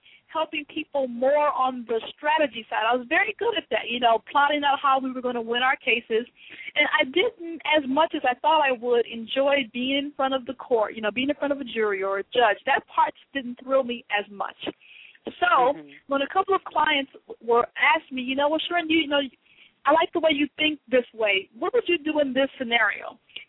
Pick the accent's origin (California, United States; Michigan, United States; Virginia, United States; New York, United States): California, United States; Lynwood; also born or lived in New Orleans; I was born in New Orleans, Louisiana, and my father moved us to California eventually, and we lived in a couple of cities out there. From Los Angeles, and where I graduated from high school, we lived in a town called Linwood, California